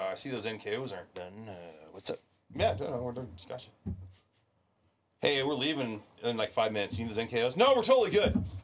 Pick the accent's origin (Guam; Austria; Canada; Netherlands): Guam; I I am so thankful that I was raised in Guam.